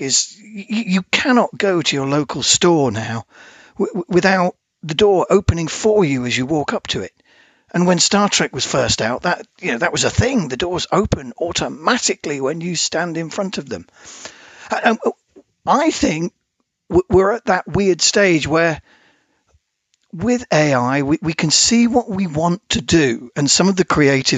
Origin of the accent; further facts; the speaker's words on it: United Kingdom; we were obviously being British